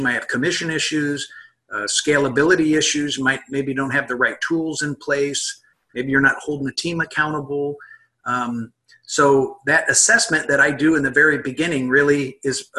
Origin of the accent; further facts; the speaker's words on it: Midwest, United States; moved away; also born or lived in California; I'm from the Midwest originally